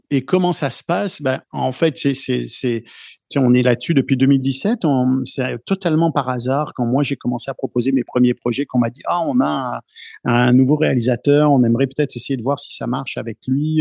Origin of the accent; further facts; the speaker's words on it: France; now in Canada; je viens de France